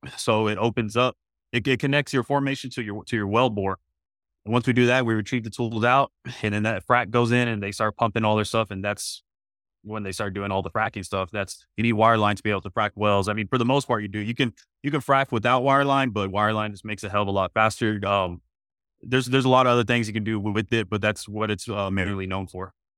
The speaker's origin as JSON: {"language": "English", "town": "Midland", "region": "Texas", "country": "United States", "tie": "born or raised there", "said": "I'm actually born and raised in Midland, Texas"}